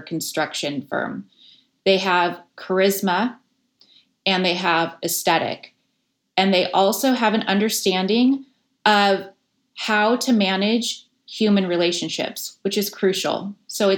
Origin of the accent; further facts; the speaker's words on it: Las Vegas, Nevada, United States; now in San Francisco, United States; I grew up in Las Vegas during the late 70s, 80s, and 90s